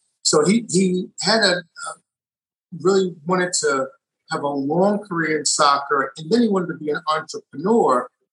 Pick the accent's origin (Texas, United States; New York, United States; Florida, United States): New York, United States; New York City; also born or lived in Brooklyn, New York; now in Research Triangle, North Carolina, United States; I'm originally from New York. I was born in Brooklyn. I grew up in Queens